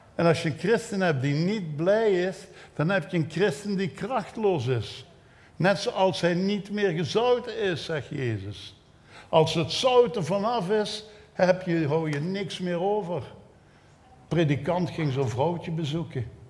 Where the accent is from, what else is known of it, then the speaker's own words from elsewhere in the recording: Belgium; als een Belg